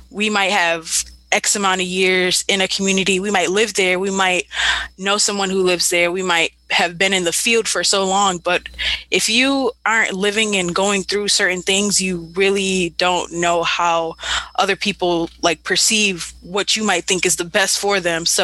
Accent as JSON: {"language": "English", "town": "Buffalo", "region": "New York", "country": "United States", "tie": "born or raised there", "said": "I was born and raised in Buffalo, involved in several uh, social action organizations in Buffalo."}